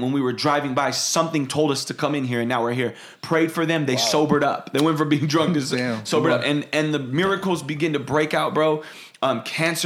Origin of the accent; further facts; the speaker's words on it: San Jose, California, United States; Born and raised in San Jose, California, just about, what, an hour from here